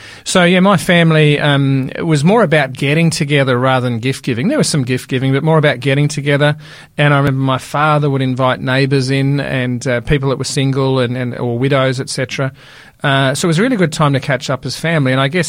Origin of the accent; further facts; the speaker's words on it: Melbourne, Victoria, Australia; my own childhood growing up in Melbourne